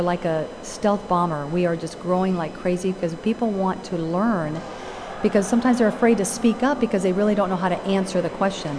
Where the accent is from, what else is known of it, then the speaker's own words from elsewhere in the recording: Caracas, Capital District, Venezuela; born there; moved away; because I'm not from this country. I was born in Venezuela, Caracas, Venezuela.